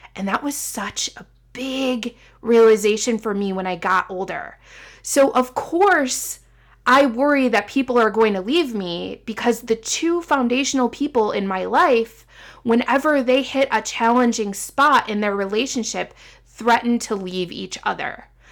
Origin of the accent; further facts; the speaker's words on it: Midwest, United States; moved away as an adult; also born or lived in Illinois / Indiana / Seattle; being a Midwesterner at heart, born and raised, and then moving to the West Coast in Seattle and then coming back